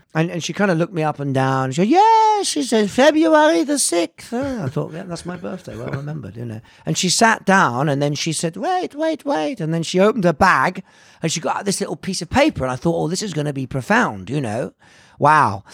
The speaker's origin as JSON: {"language": "English", "town": "Bampton", "region": "South West England", "country": "United Kingdom", "tie": "born or raised there", "also_born_or_lived": "Hammersmith, London / Italy", "said": "growing up in the West Country, you know, in this small house"}